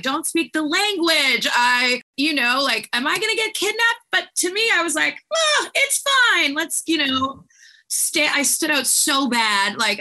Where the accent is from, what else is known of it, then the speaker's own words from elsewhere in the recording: Canada; moved away; we're two blondes from Canada